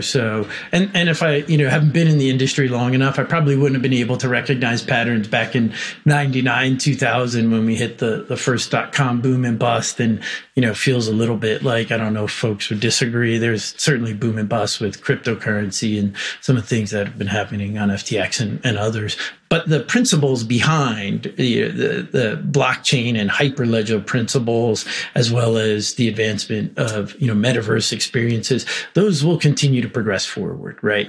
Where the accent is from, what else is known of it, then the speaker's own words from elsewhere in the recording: New York City, New York, United States; I was born in Brooklyn